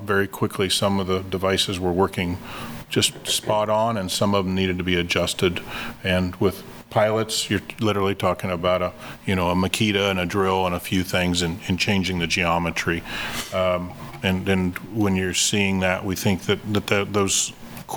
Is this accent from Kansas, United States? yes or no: yes; Kansas City, Kansas, United States; my hometown of Kansas City, Kansas